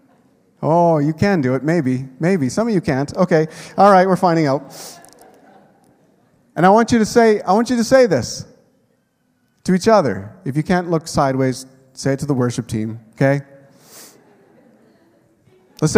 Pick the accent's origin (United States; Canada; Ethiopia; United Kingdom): Canada; I've lived my whole life in Canada